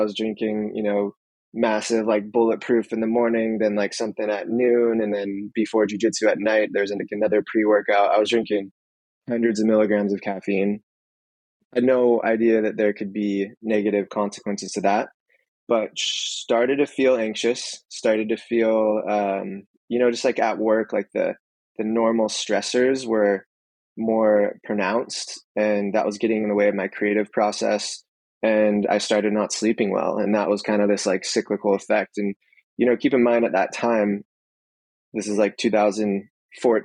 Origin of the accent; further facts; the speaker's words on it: Santa Cruz, California, United States; also born or lived in San Francisco / Mountain View; I'm born and raised in Santa Cruz